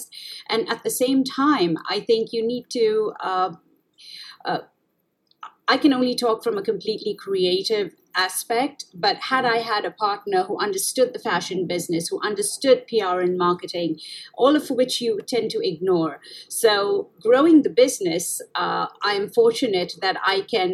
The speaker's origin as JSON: {"language": "English", "country": "India", "tie": "born or raised there", "also_born_or_lived": "Middle East / Italy", "moved": "yes", "lives_now": "United States", "said": "I was born in India, and as you know, it's a developing country, and we've seen the worst of poverty if you've actually lived and grown up in India"}